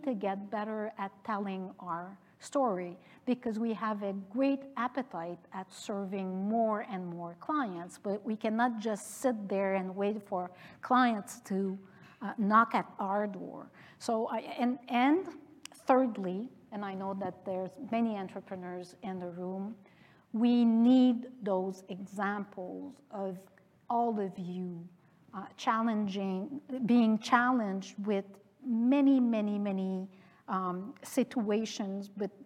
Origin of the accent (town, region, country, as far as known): Canada; also born or lived in France